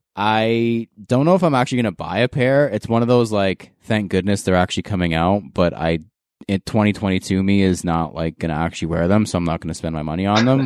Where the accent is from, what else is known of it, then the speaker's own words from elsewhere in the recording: Canada; as a Canadian